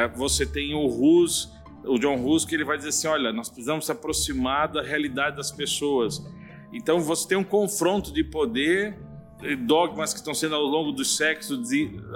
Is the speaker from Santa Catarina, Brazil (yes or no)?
yes; Joinville, Santa Catarina, Brazil; also born or lived in São Paulo; now in São José do Rio Preto, Brazil; eu sou um barriga verde, embora nasci em São Paulo, capital, mas cresci em Joinville, Santa e Bela Catarina.